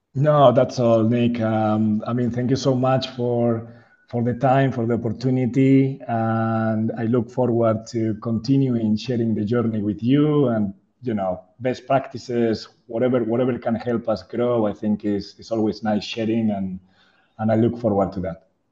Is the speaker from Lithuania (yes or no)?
no; Spain; moved away as an adult; now in Jakarta, Indonesia; I'm, I'm from Spain originally